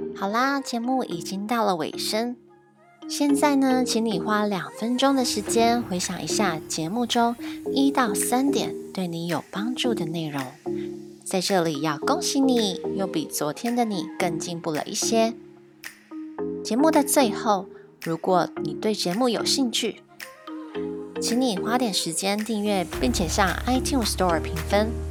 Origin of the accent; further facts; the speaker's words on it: Taiwan; 我们台湾传统在学校学中文的方式